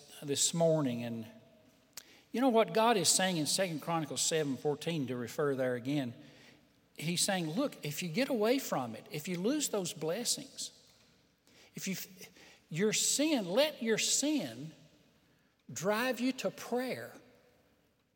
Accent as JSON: {"language": "English", "country": "United States", "said": "we were born in America, the Christian nation"}